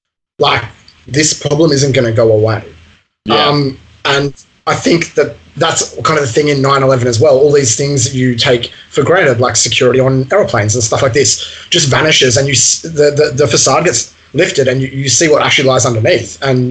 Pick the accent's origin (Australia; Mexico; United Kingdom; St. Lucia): Australia